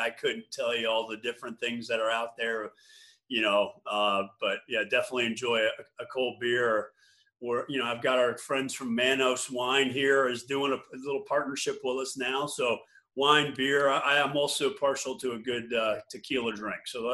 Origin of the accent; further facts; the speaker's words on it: Sharon, Connecticut, United States; also born or lived in New York City, New York / Oxford, Mississippi; I grew up partly in mostly in New York City till I was about 10 years old. And then we moved up to a little town called Sharon, Connecticut